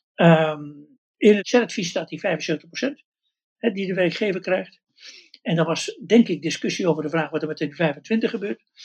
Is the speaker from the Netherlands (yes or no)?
yes; Westland, South Holland, Netherlands; bij ons in het Westland